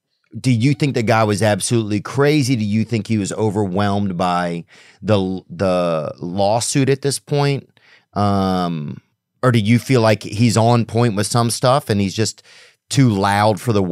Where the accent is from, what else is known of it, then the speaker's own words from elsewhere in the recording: Covington, Louisiana, United States; Because in my town, I grew up in Covington, Louisiana, and they were making the polio vaccine in our town in like the 60s or something